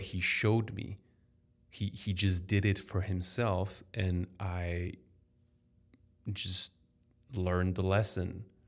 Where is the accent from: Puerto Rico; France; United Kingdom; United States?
France; Paris, Île-de-France; first language French; English is a second language; I was very lucky to be born in a healthy, wealthy family in Paris.